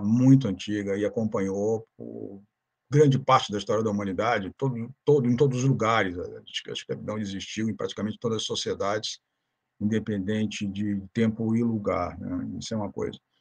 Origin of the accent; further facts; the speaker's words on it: Rio de Janeiro, Brazil; moved away as an adult; also born or lived in Toronto, Canada; now in Santa Catarina, Brazil; eu sou do Rio de Janeiro, moro atualmente em Santa Catarina